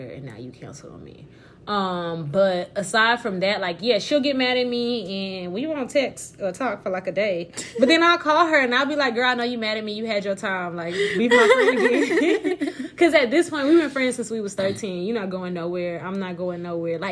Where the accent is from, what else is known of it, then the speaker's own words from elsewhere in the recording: Barbados; now in Houston, United States; as a Bayesian woman